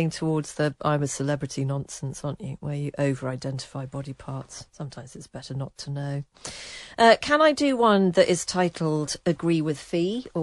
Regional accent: England, United Kingdom; I'm white British

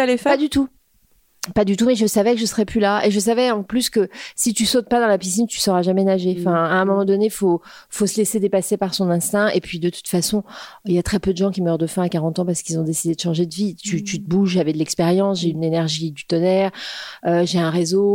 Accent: Créteil, Île-de-France, France; also born or lived in New York / Paris; j'ai grandi à Créteil déjà en banlieue parisienne

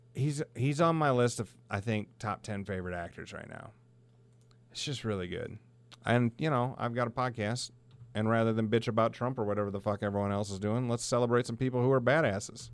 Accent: Alcester, South Dakota, United States; I grew up in a sleepy little town of Elcester, South Dakota, right along the Sioux River in Union County

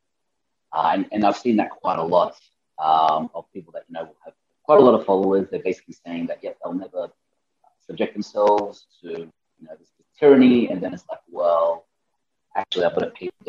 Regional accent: Australia; moved away as an adult; now in Panama; I'm from Australia

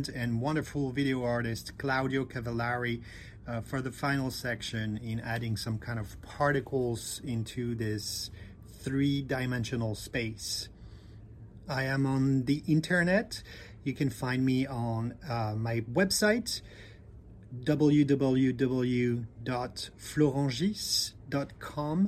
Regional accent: Bordeaux, Nouvelle-Aquitaine, France; now in New Jersey, United States; I come from Bordeaux in France, and I'm currently based in New Jersey in the United States of America

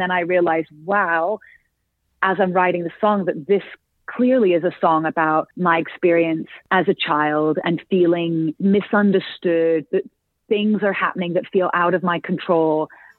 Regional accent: England, United Kingdom; very much is about sort of growing up in Northern England and being bullied, misunderstood, feeling like an outcast.

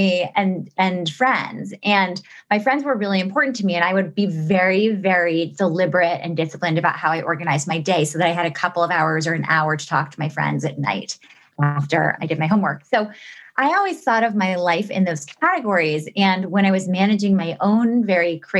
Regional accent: New York City, New York, United States; I grew up in New York City

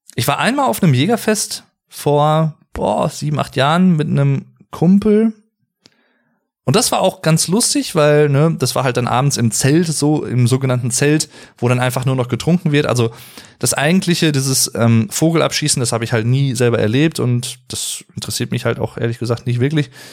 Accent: Arnsberg, North Rhine-Westphalia, Germany; Bei uns hier im Sauerland, wo ich wohne, wo ich herkomme, in Arnsberg

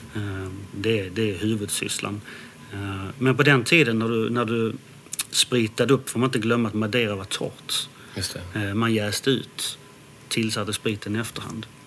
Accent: Landskrona, Skåne, Sweden; also born or lived in Denmark; jag har vuxit upp i Skåne, i Landskrona

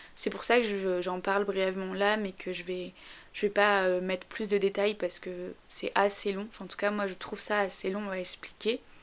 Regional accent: north of France, France; je viens du nord de la France, alors j'espère que j'ai pas un accent trop prononcé

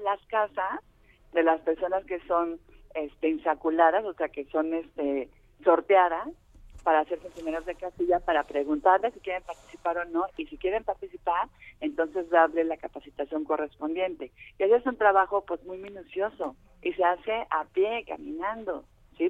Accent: Mexico; nosotros claros como como mexicanas y mexicanos

